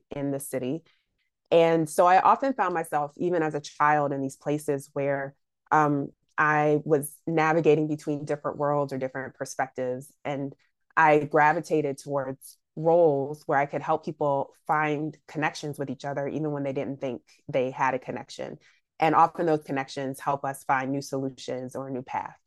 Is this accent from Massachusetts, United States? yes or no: no; Washington, District of Columbia, United States; I'm originally from the Washington, D.C. area